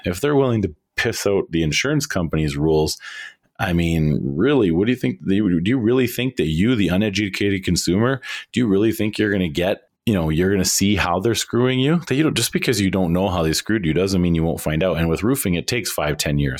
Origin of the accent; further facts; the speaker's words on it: Canada; we in Canada